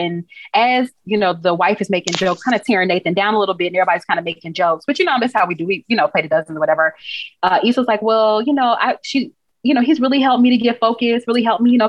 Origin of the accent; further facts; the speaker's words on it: Texas, United States; Like, I'm from Texas. And like, right. I was like, oh, I love this. I love like the Texas connection, Houston connection.